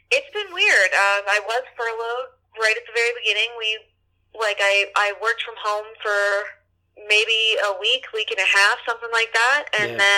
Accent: New Orleans, Louisiana, United States; moved away; we're friends from New Orleans from high school.

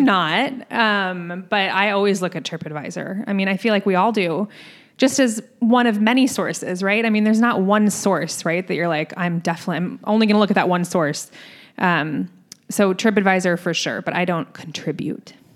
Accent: Scottsdale, Arizona, United States; moved away; I grew up in Scottsdale

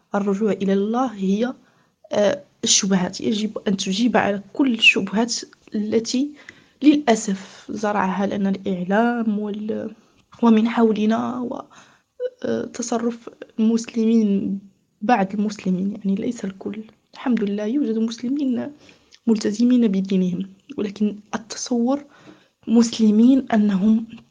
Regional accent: Morocco; moved away as an adult; also born or lived in Switzerland; أنا مغربية متزوجة بمغربي

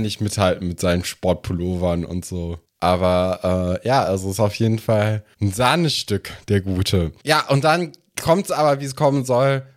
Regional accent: Germany; bei uns in Deutschland

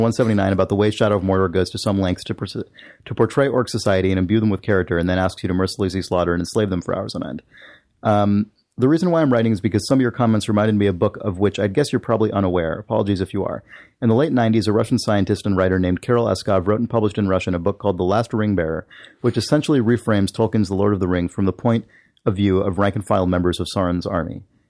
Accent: Canada; Since I grew up in Canada, I don't know a ton about my Mexican heritage, but my dad was always proud of his native background

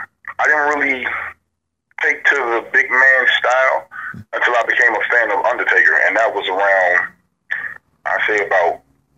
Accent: New York City, New York, United States; I'm from Brooklyn.

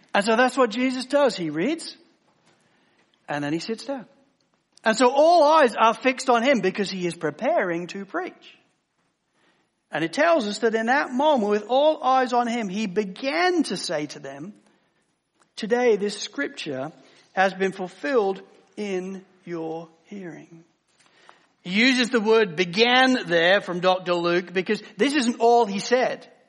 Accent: England, United Kingdom; growing up in the United Kingdom as I did in England

